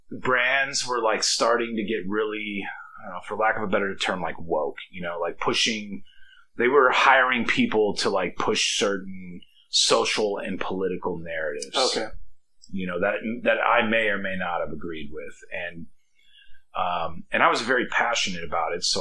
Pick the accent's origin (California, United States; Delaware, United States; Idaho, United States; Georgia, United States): Idaho, United States; Caldwell; also born or lived in Boise; Uh, I'm originally from Caldwell, Idaho. We moved to Boise, Idaho in, I don't know, 1985, 1986, when my dad uh, decided to expand the business